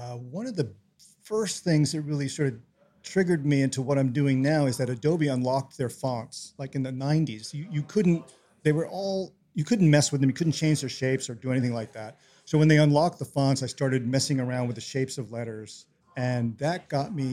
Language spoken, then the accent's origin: English; New York City, New York, United States; now in Tacoma, United States; I'm from New York City